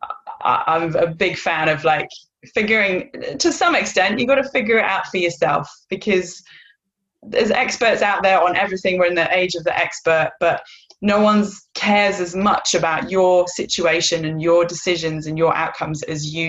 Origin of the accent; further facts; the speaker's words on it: North Wales, United Kingdom; moved away as an adult; now in Perth, Australia; I live in Perth, Western Australia. I've lived here for 10 years, but I am originally from North Wales